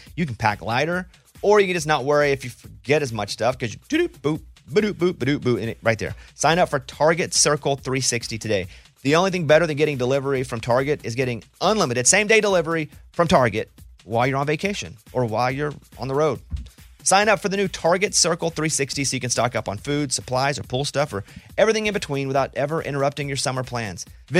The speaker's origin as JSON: {"language": "English", "region": "Arkansas", "country": "United States", "said": "I'm from Arkansas."}